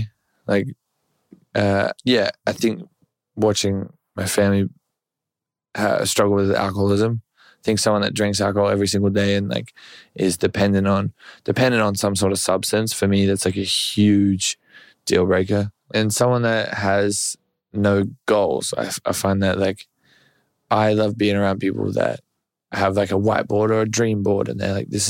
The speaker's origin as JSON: {"language": "English", "country": "Australia", "said": "I'm 6'6\". I'm Australian."}